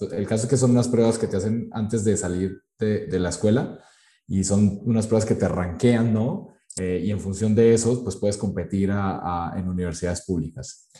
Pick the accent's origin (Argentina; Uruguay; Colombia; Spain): Colombia; now in Mexico; yo soy de Colombia